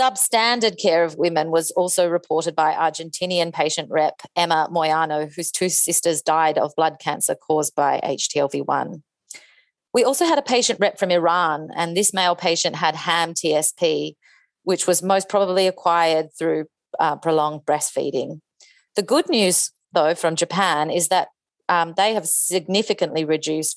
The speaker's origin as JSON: {"language": "English", "region": "Tasmania", "country": "Australia", "said": "I'm from Tasmania."}